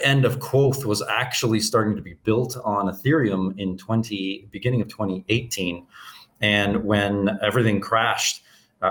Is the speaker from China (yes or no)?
no; Canada; moved away as an adult; now in Anguilla; I'm originally from Canada. I left Canada in 2017 and settled in a Caribbean nation called Anguilla